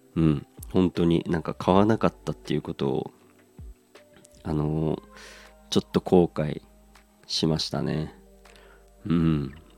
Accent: Aomori, Japan; 僕はもう結構青森出身

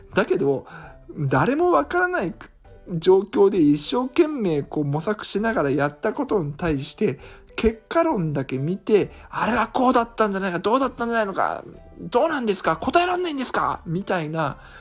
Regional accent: Iga, Mie, Japan; 伊賀の、えー、実家の方に泊まって

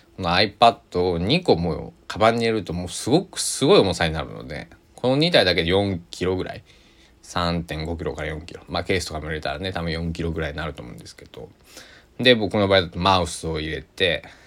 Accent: Kochi, Japan; 高知では僕の地元高知では

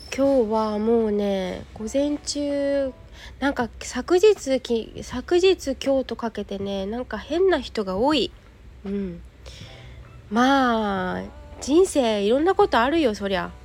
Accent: Yokohama, Kanagawa, Japan; 石田園というお茶屋さんなんですよ、私の実家って。で、えっと、二店舗ありまして、もちろんオンラインショッピングもやってるんだけど、ここの陽光台っていうのが、えっと、テナントの中に入っているんですよ。ここがね、二店舗目

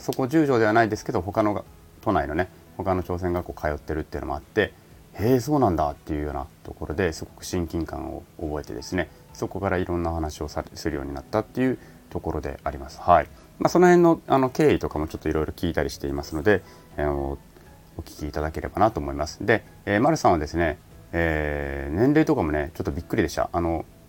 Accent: Japan; 在日なんですよね

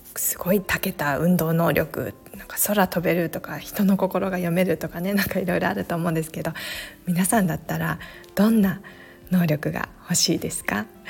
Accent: Japan; also born or lived in Alaska, United States; アラスカで生まれてすぐ半年で日本に戻ってきてそこからずっと日本で育った

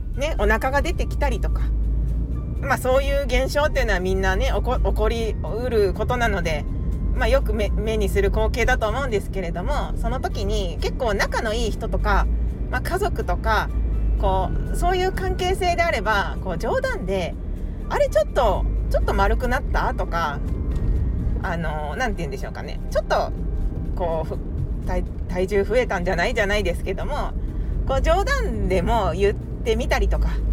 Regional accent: Japan; 私 は日本人なので

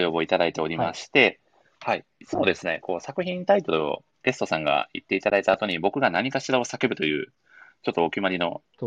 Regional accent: Matsuyama, Ehime, Japan; 私の地元、愛媛県は松山市発祥。

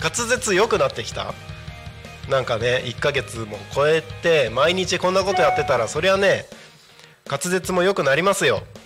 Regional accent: Takko, Aomori, Japan; 自分の地元のね青森県田子町

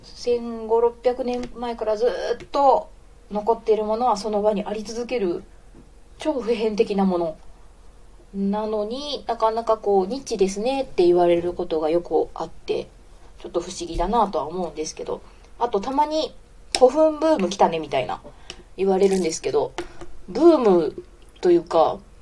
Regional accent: Osaka, Japan; accent: Kansai dialect; moved away as an adult; also born or lived in Nara; now in Fukuoka, Japan; 大阪出身で大学奈良だった

